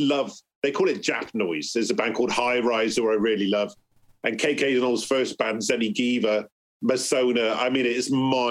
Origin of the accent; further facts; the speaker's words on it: Bristol, South West England, United Kingdom; because I'm growing up in Bristol, like … and all that, they're like my mates.